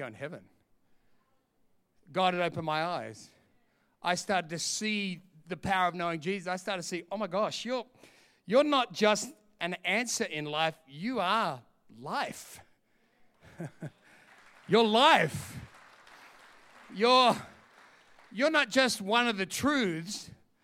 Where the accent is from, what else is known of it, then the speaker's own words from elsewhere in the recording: Sydney, New South Wales, Australia; moved away as an adult; also born or lived in London; I'm from Sydney